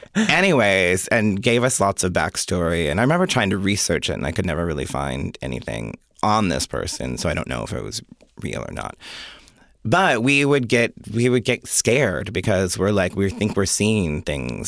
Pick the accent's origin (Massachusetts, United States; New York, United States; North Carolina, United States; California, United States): New York, United States; Jamestown; moved away; also born or lived in Rochester, New York; I was born in Jamestown, New York